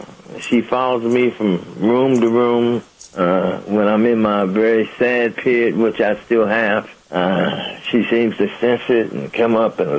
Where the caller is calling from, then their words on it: Pomona, California, United States; Pomona, California.